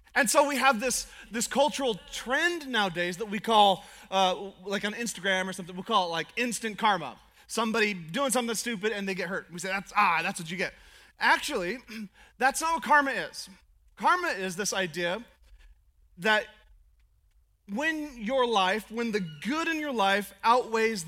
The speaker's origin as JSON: {"language": "English", "region": "Alaska", "country": "United States", "said": "I'm from Alaska"}